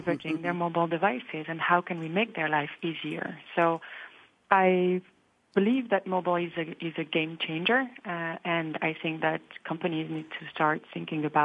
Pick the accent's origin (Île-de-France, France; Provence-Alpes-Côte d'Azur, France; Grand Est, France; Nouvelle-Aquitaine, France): Nouvelle-Aquitaine, France; Bordeaux; English is a second language; moved away; And more than French, I'm from Bordeaux.